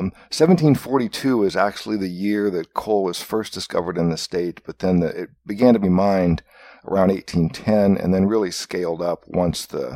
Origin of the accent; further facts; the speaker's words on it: Iowa, United States; moved away as an adult; also born or lived in New York / Seattle / Portland / West Virginia; I was born and raised in Iowa